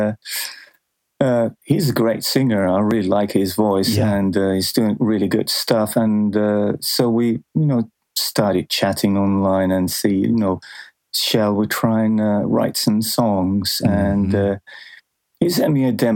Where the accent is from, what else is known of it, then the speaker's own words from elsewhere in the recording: Helsinki, Uusimaa, Finland; in Helsinki, where I grew up